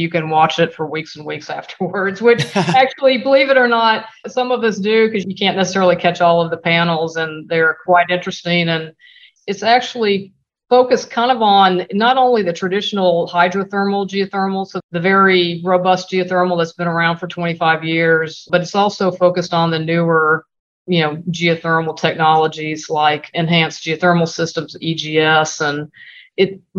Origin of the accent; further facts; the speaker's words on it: Whittier, California, United States; also born or lived in Texas / New Orleans; So I was born in Texas, lived at a young age in Texas, don't remember. We moved to California, lived just outside of LA in a small community called Whittier.